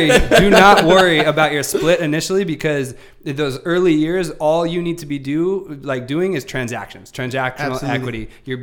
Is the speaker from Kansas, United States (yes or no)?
no; Sacramento, California, United States; moved away as an adult; now in San Diego, United States; So I came out to San Diego about 2010. I'm from Sacramento, born and raised in Northern California. Moved down here when I was about 24.